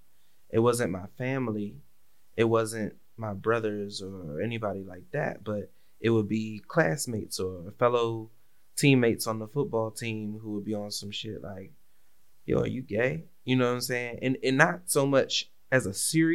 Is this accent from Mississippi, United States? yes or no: no; Washington, District of Columbia, United States; growing up in the Washington, D.C. area, especially post-crack epidemic